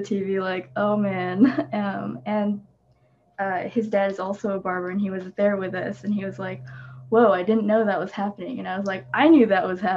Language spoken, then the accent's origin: English; San Diego, California, United States; I'm from Southeast San Diego, which is it's very it's it has a really large Filipino population. I think growing up, my school was like completely people of color.